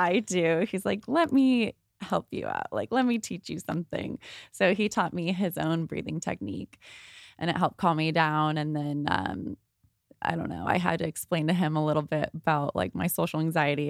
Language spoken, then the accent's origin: English; Thousand Oaks, California, United States; also born or lived in San Pedro, California; I moved from San Pedro to Thousand Oaks in first grade.